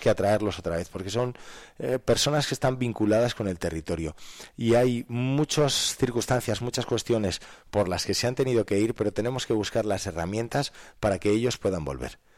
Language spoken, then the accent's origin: Spanish; Soria, Castile and León, Spain; yo me siento muy orgulloso de mi tierra